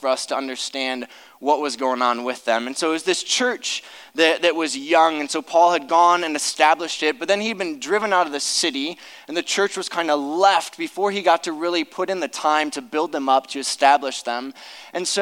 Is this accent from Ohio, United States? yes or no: yes; Akron, Ohio, United States; I grew up in Akron